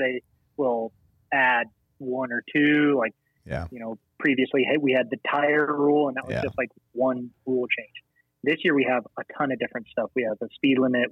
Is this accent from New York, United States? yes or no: no; St. George, Utah, United States; my hometown in St. George